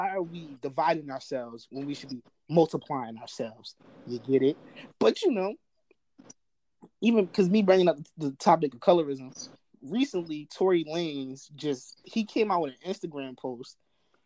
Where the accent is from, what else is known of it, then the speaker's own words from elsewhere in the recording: New Jersey, United States; also born or lived in Baltimore; I'm from Jersey